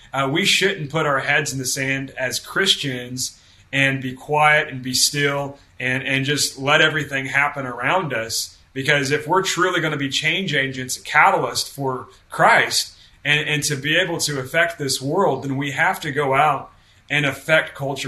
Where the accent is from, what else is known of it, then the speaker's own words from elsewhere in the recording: the Bible Belt, United States; I was uh, brought into a Baptist home and I come from the Bible Belt.